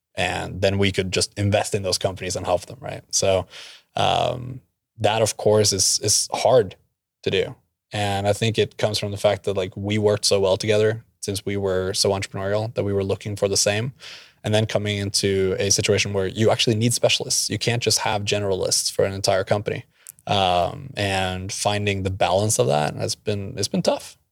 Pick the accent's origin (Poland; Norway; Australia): Norway; also born or lived in Oklahoma; now in Tulsa, United States; I'm from Norway, uh, but met at OU by chance